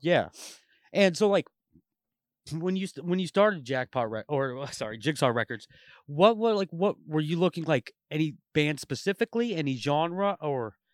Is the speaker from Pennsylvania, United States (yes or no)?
no; Portland, Oregon, United States; moved away as an adult; also born or lived in Tulare, California; now in Vancouver, United States; I grew up in Portland, like, my entire life